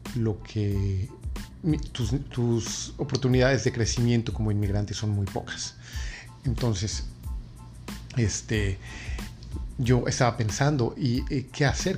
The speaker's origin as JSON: {"language": "Spanish", "region": "Mexico City", "country": "Mexico", "moved": "as an adult", "lives_now": "New York, United States", "said": "yo básicamente soy de la Ciudad de México, pero he vivido en la ciudad de, Nueva York por los últimos 16 años"}